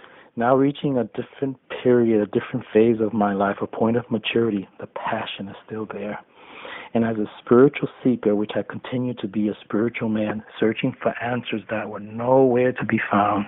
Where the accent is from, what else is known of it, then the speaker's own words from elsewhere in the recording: New York City, New York, United States; from New York City.